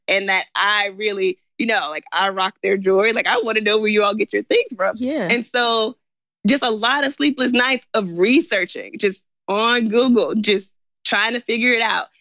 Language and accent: English; Memphis, Tennessee, United States; moved away as an adult; also born or lived in China; I'm from Memphis. My parents are in Memphis